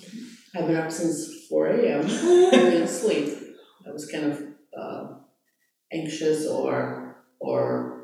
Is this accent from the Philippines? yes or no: no; Slovakia; now in United States; I'm originally from Slovakia. I was born there